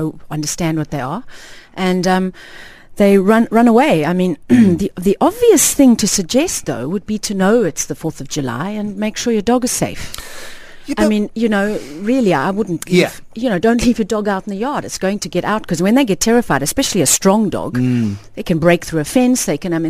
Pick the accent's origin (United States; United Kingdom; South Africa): South Africa; now in Dubai, United Arab Emirates; I'm from South Africa